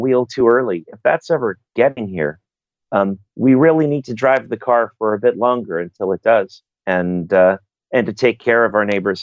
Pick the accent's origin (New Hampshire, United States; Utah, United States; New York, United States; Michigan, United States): New York, United States; New York City; moved away as an adult; now in Chicago, United States; I grew up in New York City. I came to Chicago